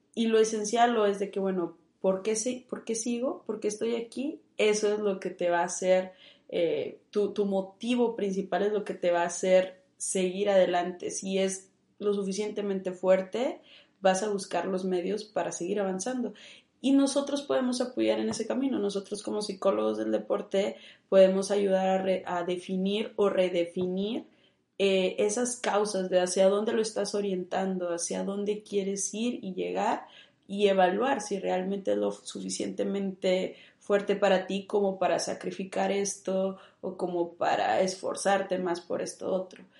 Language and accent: Spanish; Monterrey, Nuevo León, Mexico; yo soy de aquí, de Monterrey